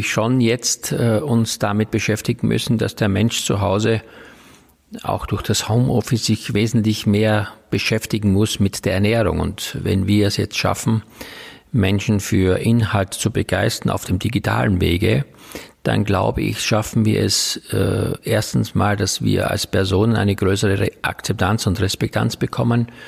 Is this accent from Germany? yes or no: no; Styria, Austria; Ja, ich komme gebürtig aus der Oststeiermark. Das ist also ein kleiner Teil der Steiermark im Osten sozusagen. Äh, und dort bin ich auf einem Bauernhof groß geworden